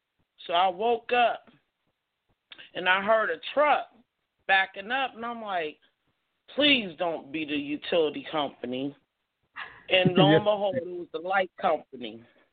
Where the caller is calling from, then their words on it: Pittsburgh, Pennsylvania, United States; I'm calling from Pittsburgh, PA.